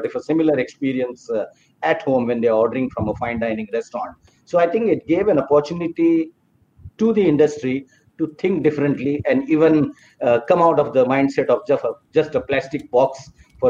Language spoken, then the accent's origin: English; Mumbai, Maharashtra, India; I come from Bombay, and Bombay is on the western coast of India.